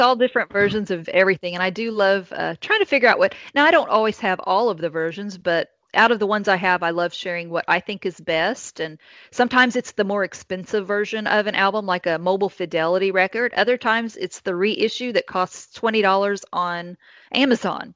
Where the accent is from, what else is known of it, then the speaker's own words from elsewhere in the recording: Indiana, United States; now in Kentucky, United States; i live in Kentucky now, but I grew up in Indiana. I'm an Indiana girl